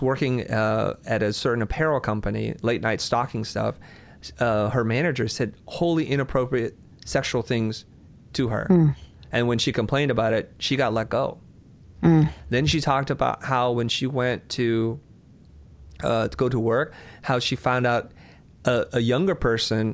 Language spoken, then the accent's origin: English; Vietnam; moved away; I'm a refugee from Vietnam